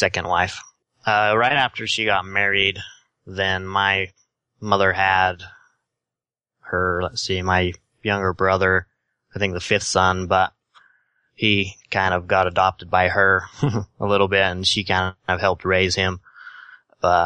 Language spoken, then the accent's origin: English; Sandy, Utah, United States; accent: Utah; also born or lived in Salt Lake City, Utah; I was born in Sandy, Utah, actually. We were from Salt Lake